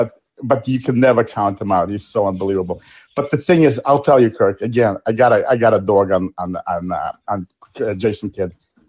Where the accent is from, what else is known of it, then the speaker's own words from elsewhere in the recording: New York City, New York, United States; also born or lived in Ukraine; now in Staten Island, United States; So I actually came to this great country at a young age of 13 from the Ukraine. I grew up in Brooklyn, and I now have a business in Brooklyn. I live on Staten Island.